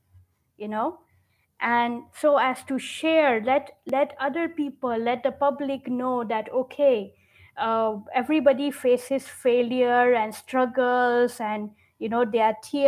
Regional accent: Nigeria; moved away as an adult; also born or lived in London; I was brought up in Nigeria

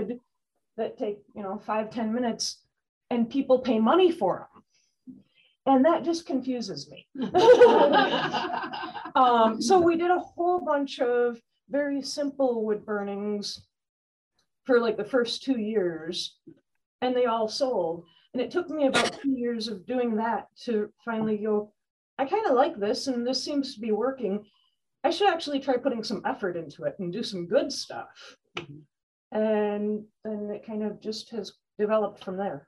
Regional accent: Oil City, Michigan, United States; now in Pelkie, United States; I'm from Oil City

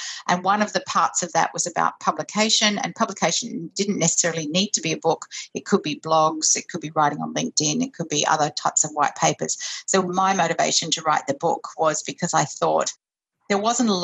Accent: Brisbane, Queensland, Australia; now in Sydney, Australia; I grew up in Brisbane

